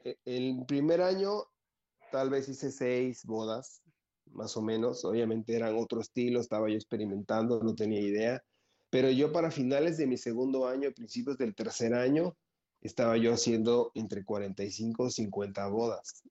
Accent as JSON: {"language": "Spanish", "region": "Veracruz", "country": "Mexico", "tie": "born or raised there", "said": "soy de Veracruz, toda mi vida he vivido felizmente aquí en, el puerto"}